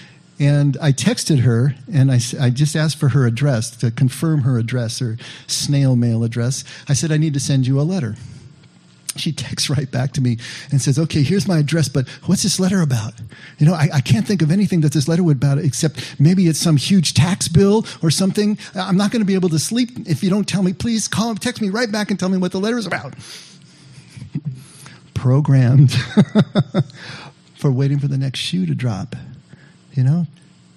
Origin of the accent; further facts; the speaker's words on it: Santa Maria, California, United States; a kid that I grew up with up in Santa Maria